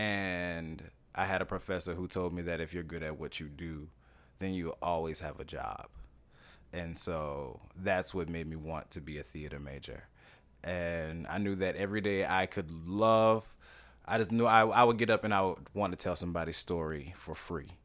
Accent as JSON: {"language": "English", "region": "Louisiana", "country": "United States", "tie": "born or raised there", "moved": "as an adult", "lives_now": "New York City, United States", "said": "I'm from Louisiana originally"}